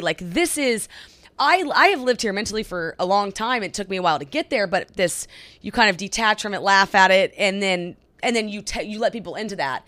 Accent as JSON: {"language": "English", "region": "Oklahoma", "country": "United States", "also_born_or_lived": "California", "moved": "as an adult", "said": "we're from Oklahoma. We moved to California. We lived there for three years. I got this job. We moved here."}